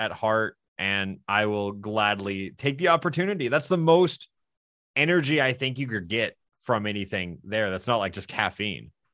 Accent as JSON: {"language": "English", "region": "the South", "country": "United States", "said": "I'm from the South"}